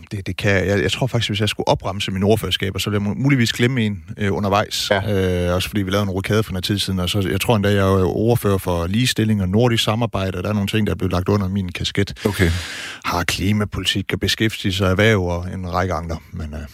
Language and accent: Danish; Struer, Central Denmark Region, Denmark; accent: Jutlandic; moved away; also born or lived in Herning; jeg vil nærmest sige Herning, det er det så egentlig ikke, det er Struer.